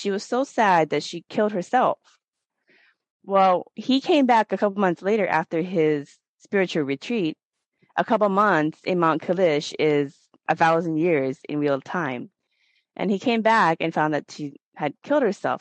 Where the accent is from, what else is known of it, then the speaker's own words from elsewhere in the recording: Northern Laos, Laos; I'm from Northern Laos